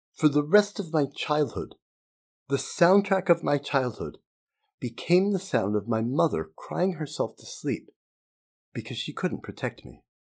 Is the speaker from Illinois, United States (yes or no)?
no; Utah, United States; Growing up in Utah in the nineteen sixties and seventies